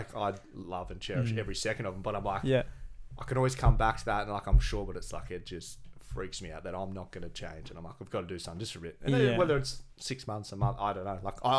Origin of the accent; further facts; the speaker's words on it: Gold Coast, Queensland, Australia; I'm born and bred Goldie